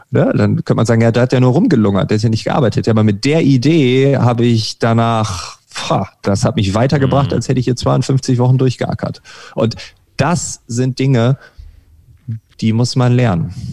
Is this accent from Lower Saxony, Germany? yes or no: yes; Lower Saxony, Germany; Ich war schon in meiner Heimat zweimal äh, auf öffentlichen Veranstaltungen Ostfriesland.